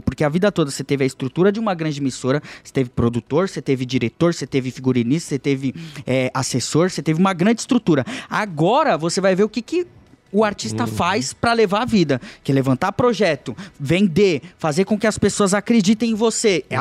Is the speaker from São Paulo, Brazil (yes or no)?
yes; São Vicente, São Paulo, Brazil; moved away; eu vim da comunidade de São Vicente, da Baixada Santista